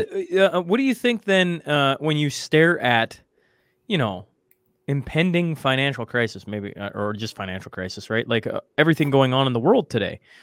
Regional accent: Canada; as a Canadian

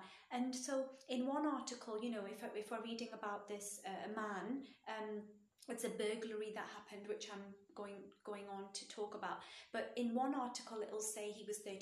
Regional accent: United Kingdom; Britain's my home country

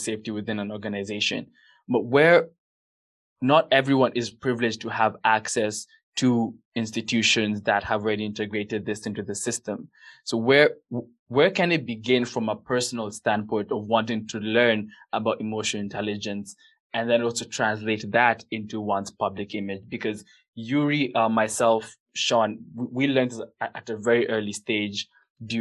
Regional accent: Kenya; we're both Kenyan

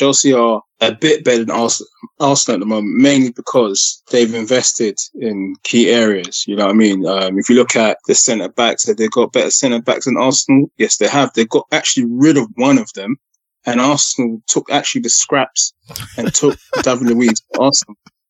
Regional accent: Ghana; It's Ghanaian. Yeah. I'm Ghanaian.

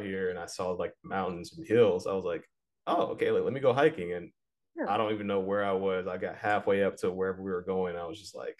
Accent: Florida, United States; moved away as an adult; now in California, United States; I'm from Florida for 20 years and I moved out here and it was different for me.

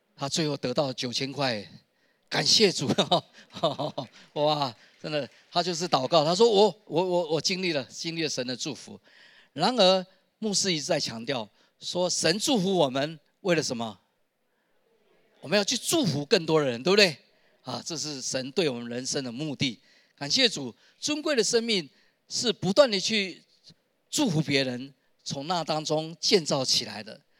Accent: Taishan, New Taipei, Taiwan; 原来我们是住在泰山的黎明技术学院的后面一点的山坡上

